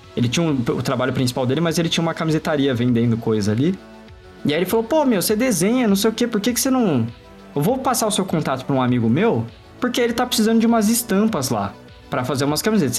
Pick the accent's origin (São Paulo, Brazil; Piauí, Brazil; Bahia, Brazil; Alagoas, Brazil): São Paulo, Brazil; Diadema; eu sou de uma região de São Paulo que é uma região pobre, né? Eu, moro, eu morei minha vida inteira no ABC Paulista, em Diadema